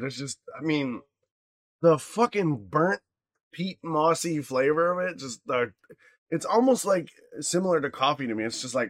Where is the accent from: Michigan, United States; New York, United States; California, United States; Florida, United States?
Michigan, United States; Upper; I grew up in Upper Michigan.